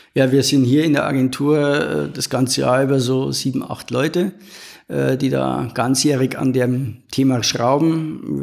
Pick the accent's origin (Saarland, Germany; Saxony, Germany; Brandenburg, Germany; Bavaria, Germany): Bavaria, Germany; Regensburg; Ich bin ja Regensburger